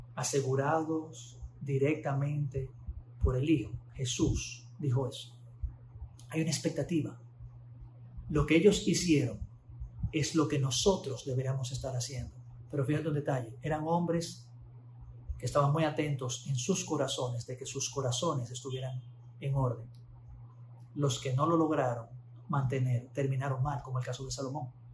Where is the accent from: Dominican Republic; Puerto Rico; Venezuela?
Dominican Republic; accent: Dominican mannerisms; manierismos muy dominicanos eh, eran muy comunes en mi boca